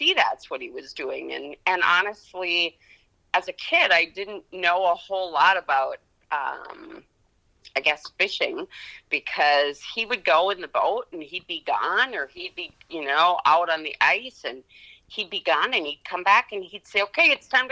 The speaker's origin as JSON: {"language": "English", "town": "Spring Lake Park", "region": "Minnesota", "country": "United States", "tie": "born or raised there", "moved": "as an adult", "lives_now": "St. Cloud, United States", "said": "I grew up in Spring Lake Park, so Blaine, Coon Rapids area. That's where I grew up"}